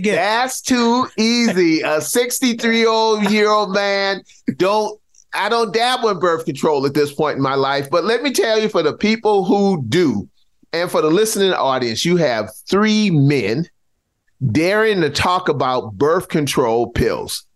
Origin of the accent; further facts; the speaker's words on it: Charleston, South Carolina, United States; I grew up in Charleston, South Carolina, public housing, single mom